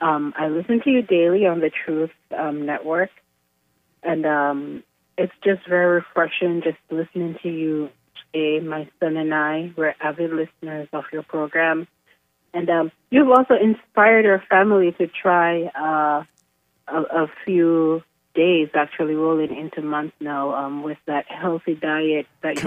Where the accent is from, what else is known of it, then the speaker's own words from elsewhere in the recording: Jamaica; also born or lived in Virginia; I'm from Jamaica, but I'm here in Virginia at this time.